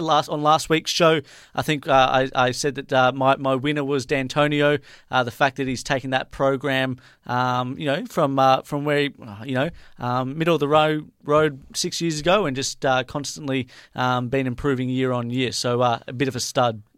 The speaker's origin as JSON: {"language": "English", "country": "Australia", "said": "I'm from Australia"}